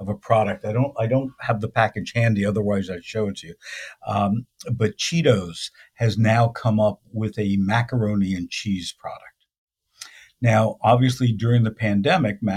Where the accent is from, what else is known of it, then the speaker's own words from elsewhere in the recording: Belleville, New Jersey, United States; also born or lived in Philadelphia; now in Santa Monica, United States; I grew up in New Jersey, in northern New Jersey. Yeah, Belleville, New Jersey.